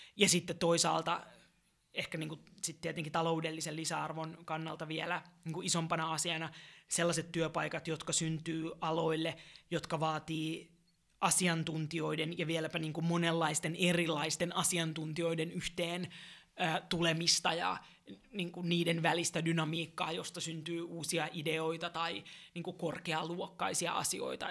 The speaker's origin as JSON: {"language": "Finnish", "town": "Helsinki", "region": "Uusimaa", "country": "Finland", "tie": "born or raised there", "said": "olen kotosin täältä, tämä on mulle rakas kaupunki"}